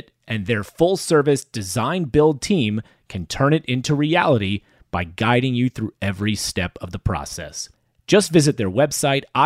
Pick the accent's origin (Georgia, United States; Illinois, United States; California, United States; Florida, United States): Florida, United States; Sarasota; we grew up in Sarasota, Florida